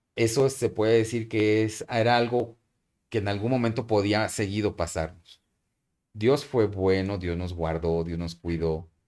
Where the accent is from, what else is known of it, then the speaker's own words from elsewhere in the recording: Mexico; moved away as an adult; also born or lived in Burkina Faso; nosotros como mexicanos, como cualquier mexicano que me puede estar escuchando ahorita